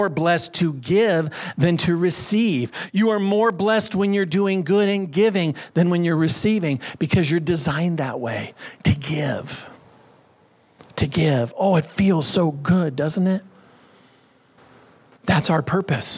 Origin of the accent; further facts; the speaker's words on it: United States; I was born here in the United States. I'm a naturalized citizen. I was raised in America.